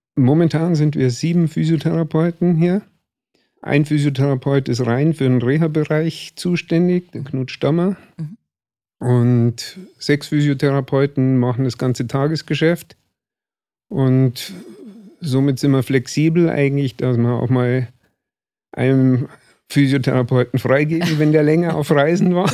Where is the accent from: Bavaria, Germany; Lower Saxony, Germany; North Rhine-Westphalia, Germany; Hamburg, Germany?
Bavaria, Germany; Starnberg; also born or lived in Chiemsee; Ich bin in Starnberg hier aufgewachsen